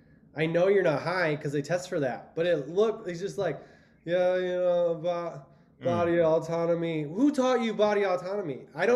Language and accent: English; Cleveland, Ohio, United States; born there; I was born in Cleveland.